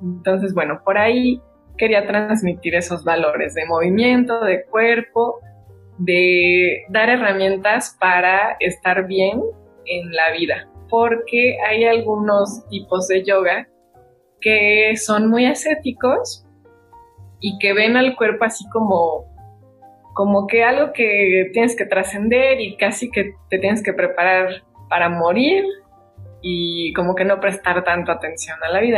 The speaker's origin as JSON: {"language": "Spanish", "country": "Mexico", "said": "como mexicanos"}